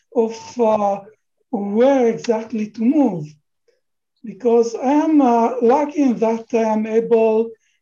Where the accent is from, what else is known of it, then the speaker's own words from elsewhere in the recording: Milan, Lombardy, Italy; moved away as an adult; also born or lived in Israel; now in Bexley, United Kingdom; I was raised in Italy, yes.